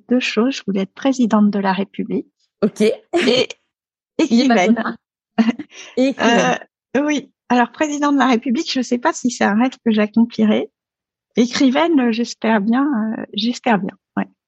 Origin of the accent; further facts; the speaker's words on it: Dakar, Senegal; also born or lived in Paris / Neuilly-sur-Seine; Alors j'ai grandi, euh, j'ai grandi à Dakar. bon, je suis née à Paris. j'ai mes, mes premières années étaient à Neuilly-sur-Seine, mais j'ai grandi à Dakar. Dakar, donc au Sénégal.